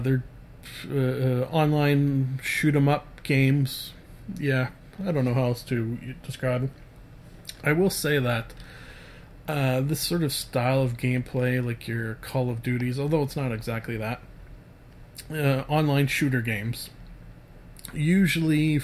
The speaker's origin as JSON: {"language": "English", "country": "Canada", "said": "I'm Canadian"}